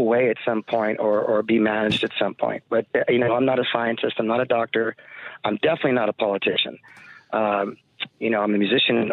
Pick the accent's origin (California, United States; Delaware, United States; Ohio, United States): California, United States; Los Angeles; as an American and being born and raised in L.A., here in California